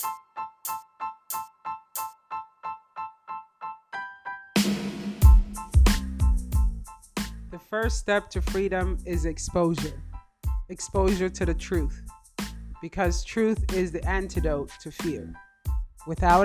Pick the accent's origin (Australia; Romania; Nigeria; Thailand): Nigeria; also born or lived in Spain; now in United States; I was born in Nigeria, lived in Spain, and moved to the United States in 1997.